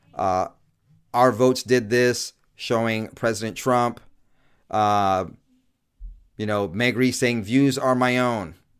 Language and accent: English; California, United States; also born or lived in New York; raised in the last half of my childhood in California